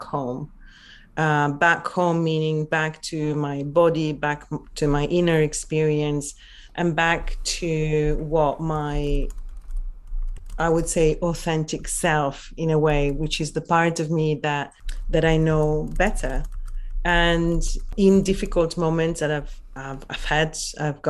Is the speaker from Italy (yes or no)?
yes; Venice area, Veneto, Italy; English is a second language; moved away as an adult; now in London, United Kingdom; I'm originally from Italy